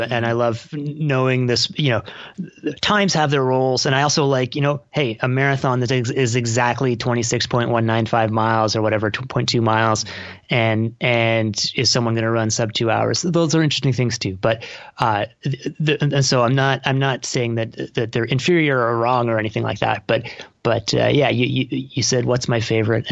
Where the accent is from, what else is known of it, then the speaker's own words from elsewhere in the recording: Toronto, Ontario, Canada; moved away; I'm from Toronto and I moved back here about 5 years ago